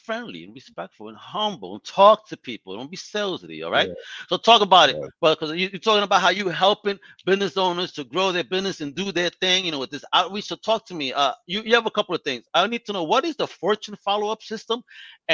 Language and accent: English; New York, United States; I'm a New Yorker